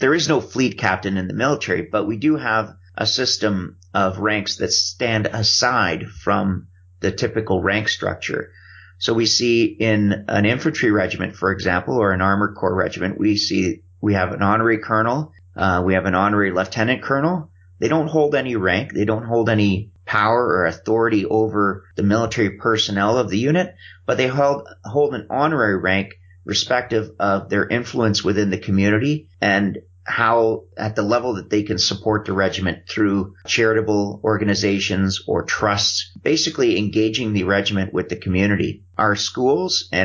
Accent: Canada; I'm Canadian

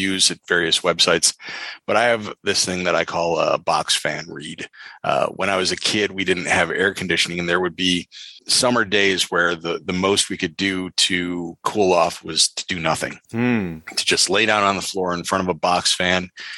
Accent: Toledo, Ohio, United States; a comic shop in my hometown of Toledo, Ohio

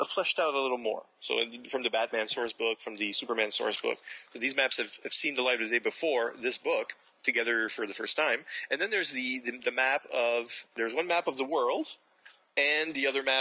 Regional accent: New Brunswick, Canada; I've always lived – I live in New Brunswick

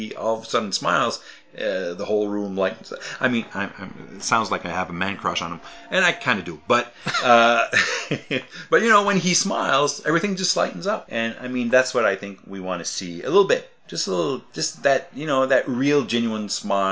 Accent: Canada; We're Canadian.

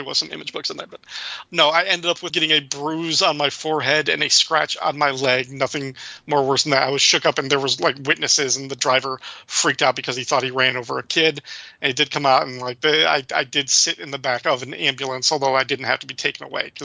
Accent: DeKalb, Illinois, United States; my hometown of DeKalb, Illinois, where I grew up

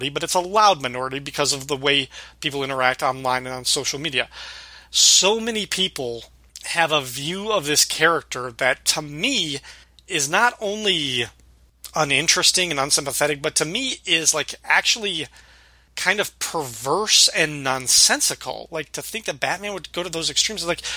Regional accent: about 45 minutes from Rockford, Illinois, United States; That's like 45 minutes away from my hometown

